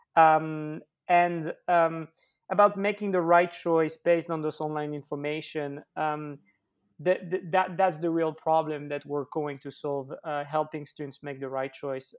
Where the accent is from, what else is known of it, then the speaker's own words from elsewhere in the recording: Switzerland; I grew up in Switzerland